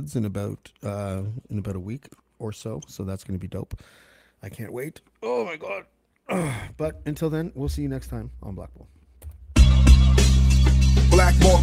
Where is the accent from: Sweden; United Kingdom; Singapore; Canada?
Canada; I'm from Canada, my bilingual country